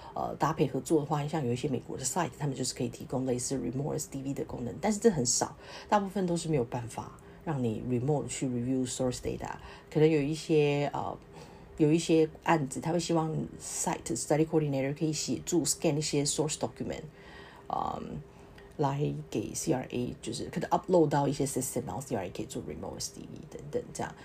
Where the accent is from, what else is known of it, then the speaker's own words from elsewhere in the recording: Taiwan; moved away as an adult; now in Singapore; 我从台湾来的